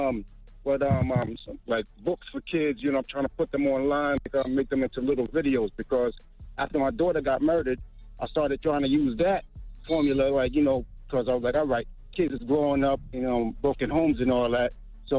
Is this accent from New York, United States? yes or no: yes; Brooklyn, New York, United States; I'm from Brooklyn, New York, though.